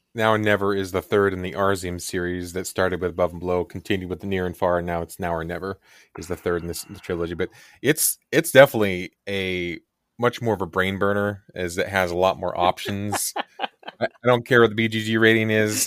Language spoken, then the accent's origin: English; Kansas, United States; I grew up in the Kansas area